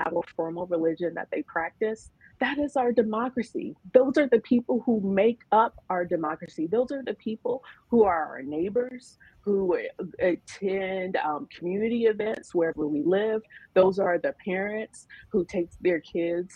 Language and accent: English; Nebraska, United States; I'm from Nebraska. That's where I was born. That's where I was raised.